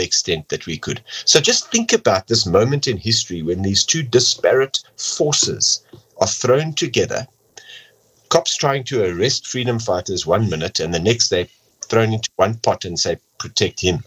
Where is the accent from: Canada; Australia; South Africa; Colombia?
South Africa; first language English; Me as an English-speaking South African